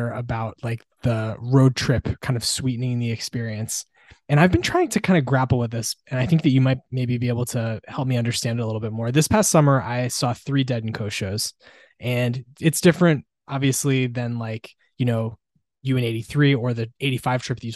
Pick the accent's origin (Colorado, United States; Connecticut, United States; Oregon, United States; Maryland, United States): Connecticut, United States; my beloved home state of Connecticut